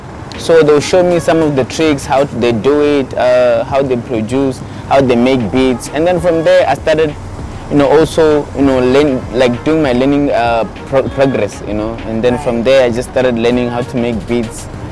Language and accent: English; Kelly's Village, Limpopo, South Africa; and I was born in Kelly's Village in South Africa in a province called Limpopo.